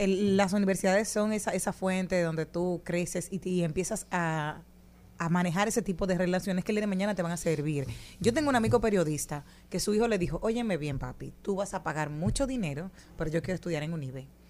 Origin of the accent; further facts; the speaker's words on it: Monte Plata, Dominican Republic; de mi pueblo, como son los representantes de Monteplata